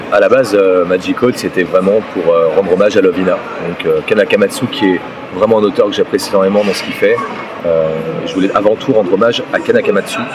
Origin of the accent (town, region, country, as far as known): France